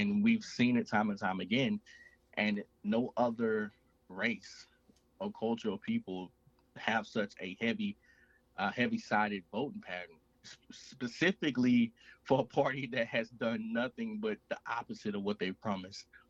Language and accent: English; Mississippi, United States; moved away as an adult; So I grew up in Mississippi. I currently reside in Mississippi.